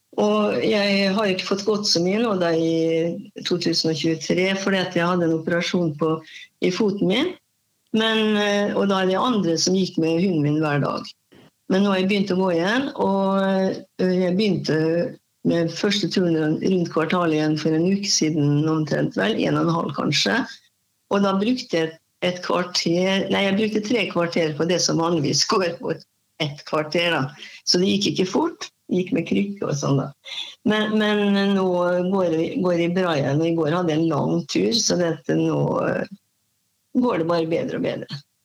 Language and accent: Norwegian; Molde, Møre og Romsdal, Norway; moved away as an adult; now in Halden, Norway; Jeg kommer fra Molde